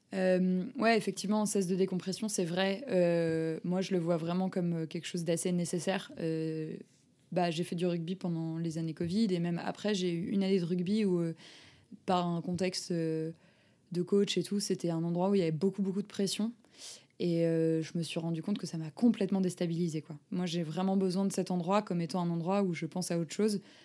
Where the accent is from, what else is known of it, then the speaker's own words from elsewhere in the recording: Lille, Hauts-de-France, France; J'ai grandi à Lille